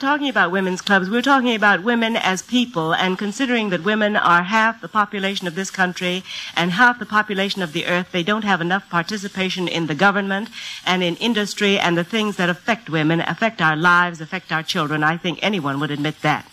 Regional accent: United States; moved away as an adult; I spent a great deal of my life in America and went abroad to live for 12 years.

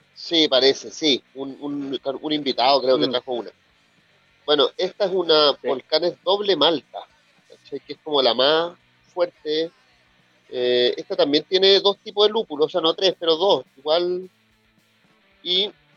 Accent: Chile; cómo somos acá en Chile

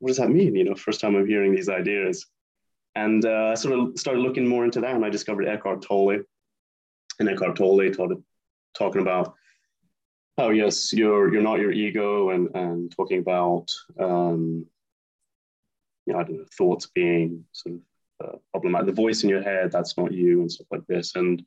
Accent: United Kingdom; moved away as an adult; now in Spain; I'm an Anglo-American, born and raised near London

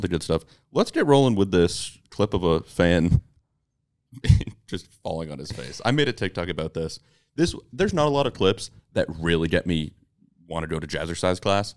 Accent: Massachusetts, United States; I'm from Massachusetts.

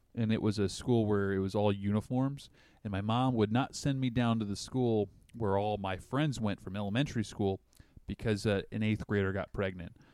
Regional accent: the South, United States; accent: Southern; now in Washington, United States; I still slur like I'm from the South

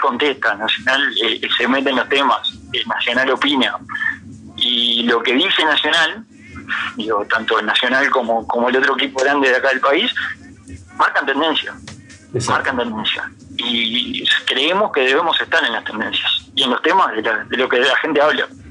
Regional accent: Florida, Uruguay; moved away as an adult; now in Montevideo, Uruguay; yo soy de Florida

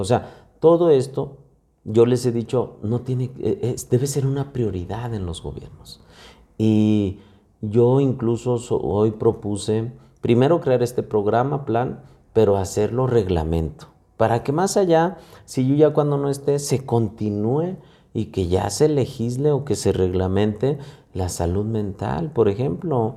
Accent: Fresnillo, Zacatecas, Mexico; el amor que le tengo yo a mi tierra y el compromiso que tengo hacia Fresnillo

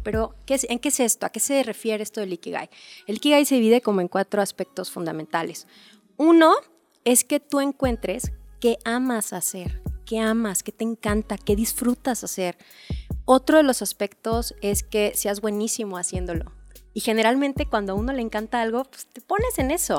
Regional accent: Mexico

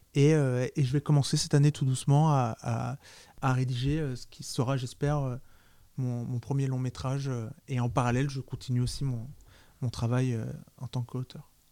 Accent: France; J'ai grandi à Nancy

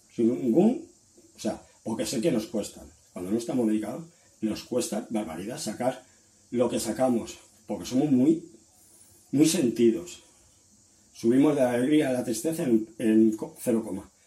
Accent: Valencia, Valencian Community, Spain; soy de Valencia, de España

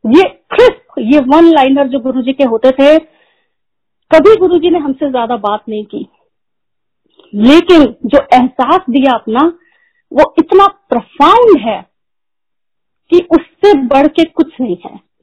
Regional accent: Prayagraj, Uttar Pradesh, India; moved away; also born or lived in Delhi / United Kingdom / Gurgaon; मैं और मेरे अंकल हम दोनों अलाहाबाद से हैं

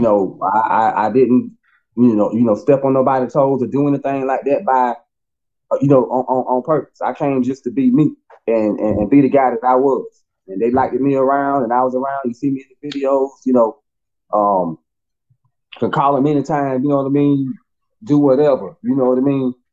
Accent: Bennettsville, South Carolina, United States; also born or lived in Clio, South Carolina / Atlanta; Bennettsville. It's, it's still you know, my hometown, still born and raised there

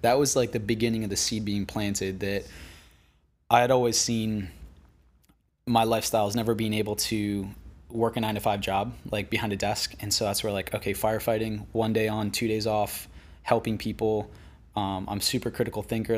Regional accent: West Palm Beach, Florida, United States; moved away as an adult; now in Venice, United States; I grew up on the East Coast in West Palm Beach

